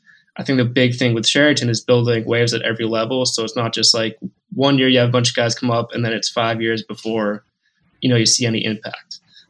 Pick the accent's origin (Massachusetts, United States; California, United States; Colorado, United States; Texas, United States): Massachusetts, United States; Boston; you know, I grew up in Boston, so I'm used to seeing the diehard fan base